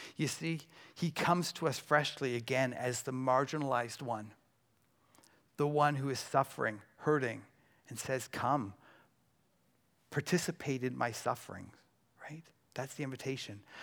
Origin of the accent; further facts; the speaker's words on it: Burlington, Ontario, Canada; I'm from Burlington